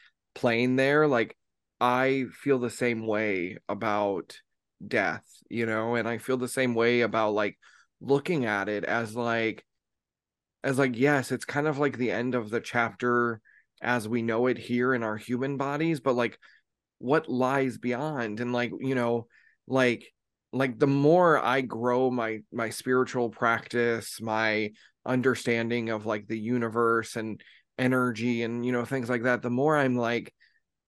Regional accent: United States; growing up, at least in the United States

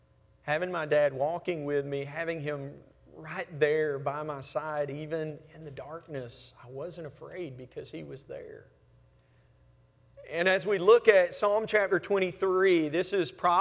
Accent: Hamilton, Alabama, United States; when I was little growing up in Hamilton, Alabama.

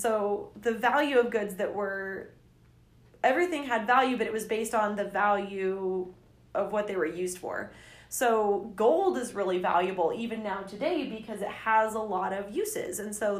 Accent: England, United Kingdom; so when I get to France, even though I'm from England, the bank will give me money

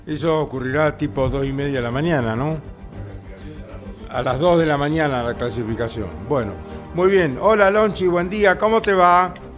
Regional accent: La Pampa, Argentina; moved away; allí en mi tierra pampeana

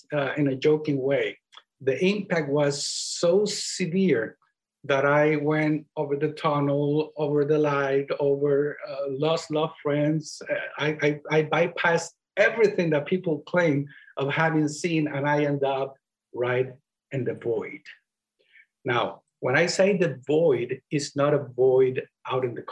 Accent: Puerto Rico; accent: Spanish; first language Spanish; English is a second language; moved away; That's where I come from. So, and that's where you can hear my Spanish accent, which, by the way, because English is not my primary language

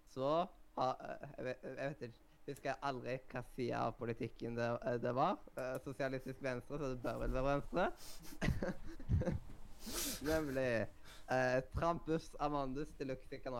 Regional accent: Eastern Norway, Norway; Selv om jeg er østlending selv.

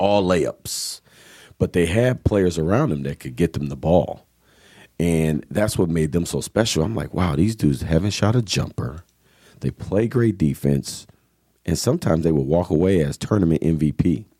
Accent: Kenosha, Wisconsin, United States; growing up in Kenosha on the south side in the Lincoln Park neighborhood

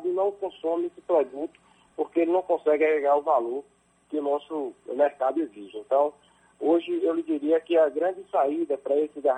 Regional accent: Pintadas, Bahia, Brazil; município de Pintadas, na né? minha terra natal, onde eu construí família

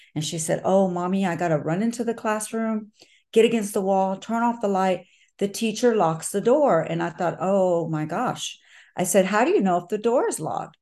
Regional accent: Texas, United States; it is my state, it is my hometown, and it's where I was born

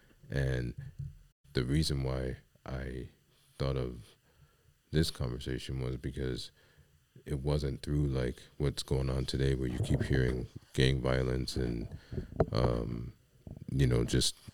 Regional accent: New York City, New York, United States; I grew up in the Bronx

